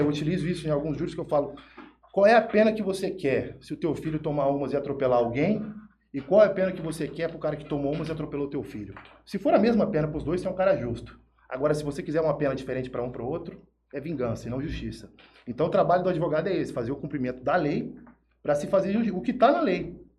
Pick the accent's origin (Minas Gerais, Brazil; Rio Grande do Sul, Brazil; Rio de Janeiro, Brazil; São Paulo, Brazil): São Paulo, Brazil; Jales; also born or lived in Araçatuba; sou de Jales, nascido criado aqui